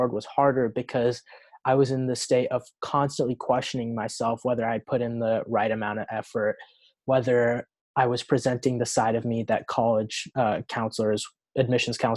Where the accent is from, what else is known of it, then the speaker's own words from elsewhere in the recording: Oregon, United States; I'm from Oregon.